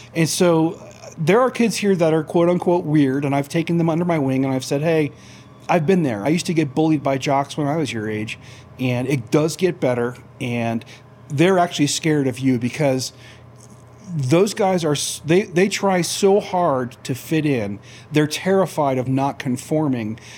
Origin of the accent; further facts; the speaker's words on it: Florida, United States; now in Idaho Falls, United States; I grew up in Florida